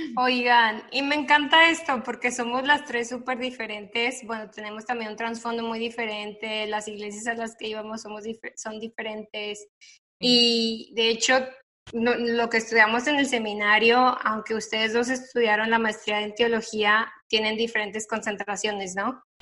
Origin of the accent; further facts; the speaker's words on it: Torreón, Coahuila, Mexico; moved away as an adult; now in Dallas, United States; yo soy de Torreón, Coahuila, del norte de México, vivo el norte